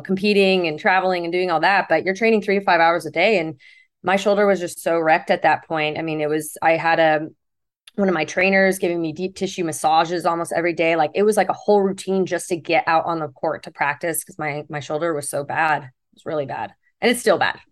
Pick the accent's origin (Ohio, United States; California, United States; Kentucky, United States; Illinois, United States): California, United States; Fountain Valley; also born or lived in Houston, Texas; was born in Fountain Valley, California